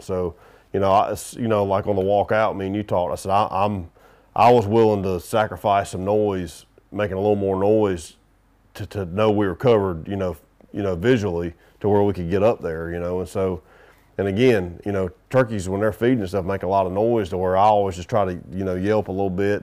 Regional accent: the South, United States; I'm from the South

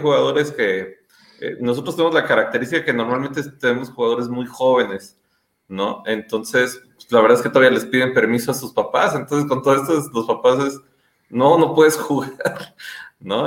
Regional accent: Mexico; moved away as an adult; now in Guatemala; yo soy mexicano, yo jugué en México, en los frailes del Tepeyac

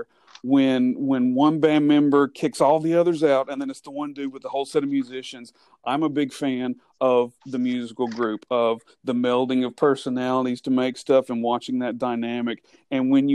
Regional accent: Leeds, Alabama, United States; growing up in the Leeds Moody area, there used to be the old Crybaby Bridge in Leeds

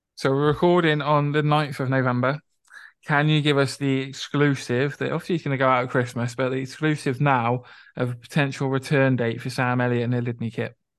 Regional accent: Reading, South East England, United Kingdom; moved away; where I grew up in Reading, I knew him as the kid who was in the year above me at school.

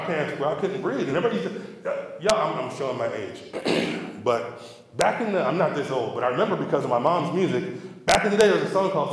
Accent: Cerritos, California, United States; I grew up in Cerritos

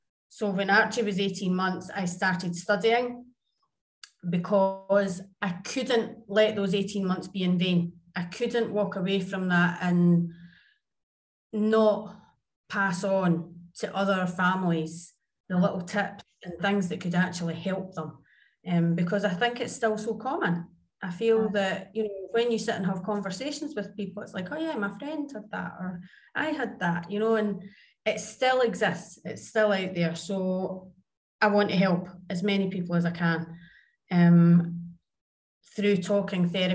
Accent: Scotland, United Kingdom; also born or lived in Jakarta, Indonesia / Tivat, Montenegro; now in Dubai, United Arab Emirates; I am Scottish and currently in Dubai, but I have previously lived in Jakarta, Indonesia. And then I was in Tivat, Montenegro.

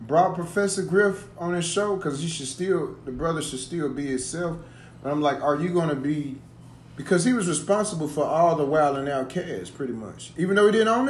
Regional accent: the South, United States; I'm from the South down here.

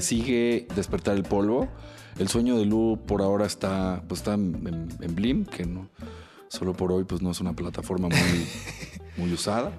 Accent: Mexico; como mexicanos

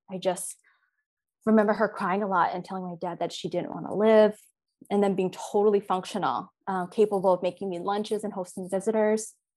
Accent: Philadelphia, Pennsylvania, United States; I grew up in Philadelphia

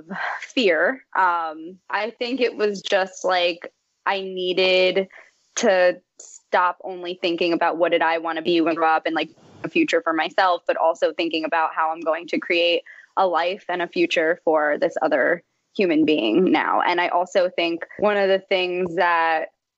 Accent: Kenilworth, New Jersey, United States; I'm still in Jersey. My whole life in Kenilworth

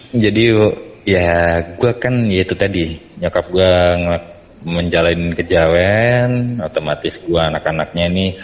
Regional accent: Yogyakarta, Special Region of Yogyakarta, Indonesia; waktu kecil tuh gue tinggal di Jogja

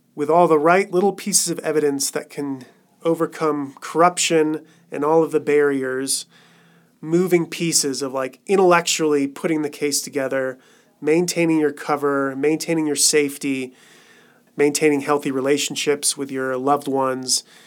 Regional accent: Colorado, United States; moved away as an adult; also born or lived in Cambodia; back here in Colorado, which is my home state.

